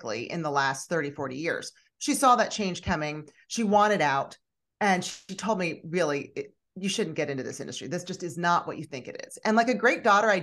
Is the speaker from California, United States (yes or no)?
no; Philadelphia, Pennsylvania, United States; moved away as an adult; now in Houston, United States; I'm originally from the Northeast, from the Philadelphia area. So I was a Northeastern Philly girl turned Southern darling